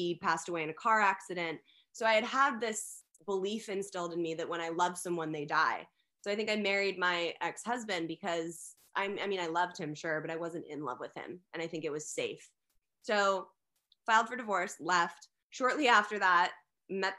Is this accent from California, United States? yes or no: yes; Los Angeles, California, United States; I grew up in Los Angeles. I was born and raised here